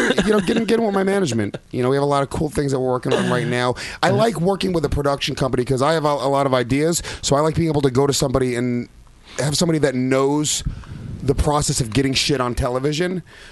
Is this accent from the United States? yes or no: yes; New York, United States; I love the Heat, even though I grew up in New York as a Knicks